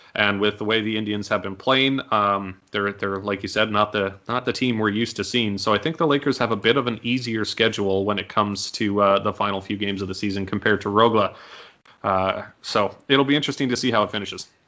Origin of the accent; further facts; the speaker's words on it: Canada; as a Canadian